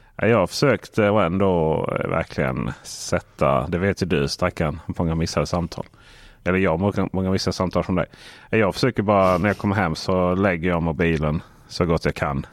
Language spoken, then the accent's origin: Swedish; Blekinge, Sweden; moved away; hemma i Blekinge